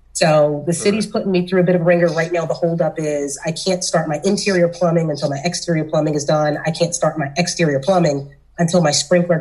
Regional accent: Philadelphia, Pennsylvania, United States; I'm from South Philly. I'm from the hood

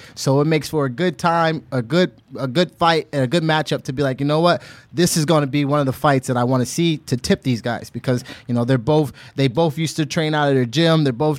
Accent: Honolulu, Hawaii, United States; And I grew up in Honolulu, Hawaii, and out there they're not talking much.

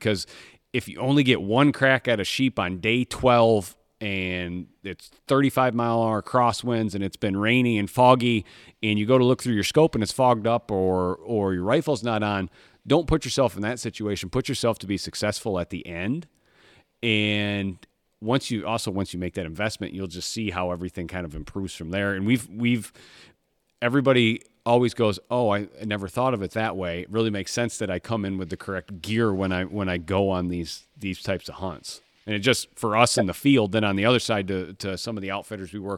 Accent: Michigan, United States; Growing up in Michigan

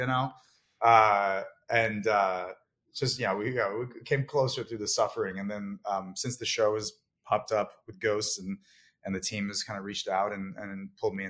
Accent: New Jersey, United States; also born or lived in San Francisco; now in New York, United States; grew up in New York and in a very rural part of New Jersey

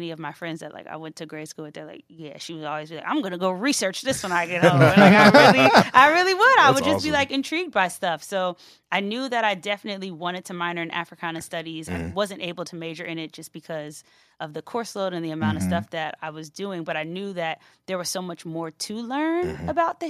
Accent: New Jersey, United States; Well, South Jersey is a very interesting place.

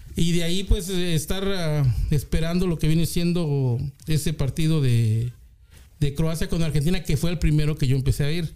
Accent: Puebla, Mexico; also born or lived in Mexico City; now in California, United States; nací en el DF, pero ah, me, bueno, mi familia se transfirió a Puebla ah, a, la edad que tenía yo 8 años

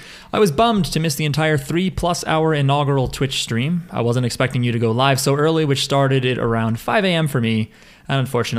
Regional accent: New Jersey, United States; I'm from New Jersey.

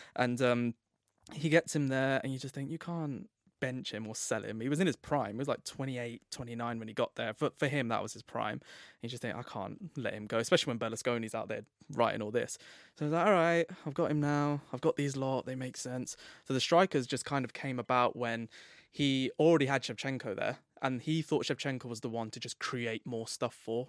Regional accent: England, United Kingdom; I'm English as well

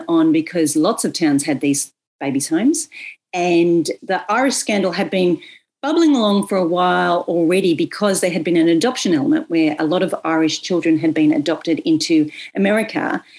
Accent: Bathurst, New South Wales, Australia; as someone from a country town, Bathurst

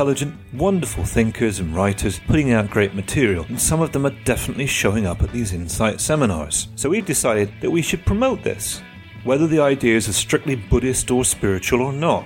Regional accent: United Kingdom; moved away; my home country of the UK

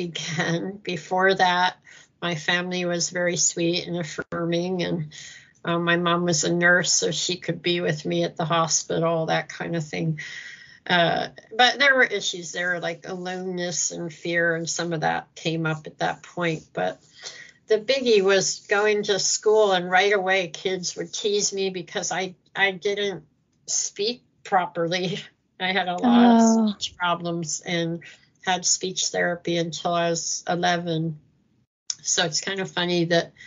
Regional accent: Philadelphia, Pennsylvania, United States; moved away as an adult; also born or lived in China / Philippines / Hong Kong / Hawaii; I'm from Philadelphia

